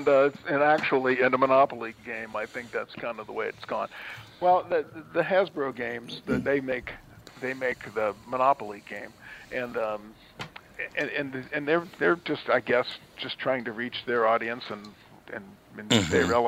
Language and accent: English; Cincinnati, Ohio, United States; and I'm from Cincinnati.